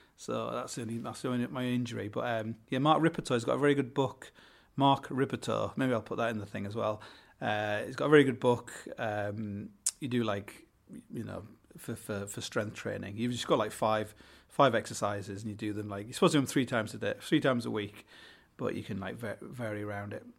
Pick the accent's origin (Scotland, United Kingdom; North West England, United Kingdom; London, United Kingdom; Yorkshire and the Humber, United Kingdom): Yorkshire and the Humber, United Kingdom; Hull; I come from Hull